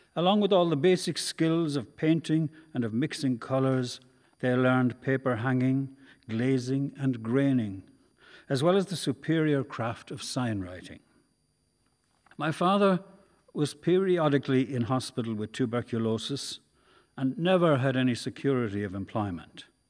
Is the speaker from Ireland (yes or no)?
yes; Carrick-on-Suir, Tipperary, Ireland; I was growing up in Carrickonshoor